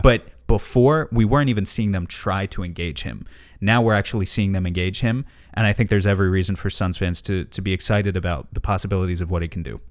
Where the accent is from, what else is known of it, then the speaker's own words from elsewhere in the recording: New York City, New York, United States; I grew up in and around New York City. Now I live in the, the rural part of New York State